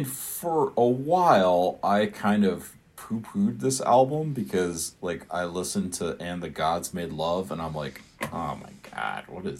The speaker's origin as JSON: {"language": "English", "town": "Iowa City", "region": "Iowa", "country": "United States", "tie": "born or raised there", "said": "like any good public school sixth grader growing up in Iowa, I hoofed it over to the Iowa City Public Library"}